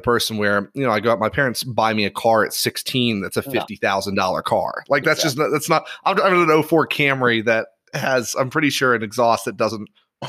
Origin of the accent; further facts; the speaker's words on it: Ireland; So for those that are listening, I grew up in Ireland and I'm in a private school.